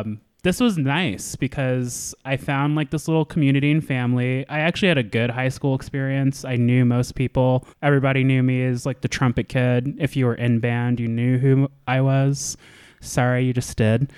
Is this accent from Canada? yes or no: no; Anchorage, Alaska, United States; moved away; So I was born and raised in Anchorage, Alaska. I was a military kid for a little bit